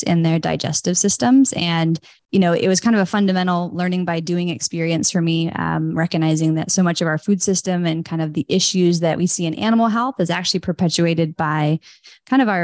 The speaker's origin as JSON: {"language": "English", "region": "Northern California", "country": "United States", "tie": "born or raised there", "said": "I grew up in Northern California, actually on a big organic, not like farm, but it was 40 acres of gardens."}